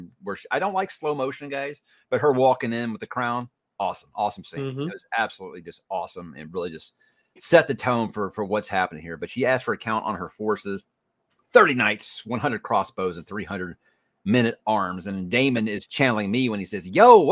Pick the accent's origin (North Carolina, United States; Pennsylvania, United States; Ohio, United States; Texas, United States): Texas, United States; Houston; I'm from Houston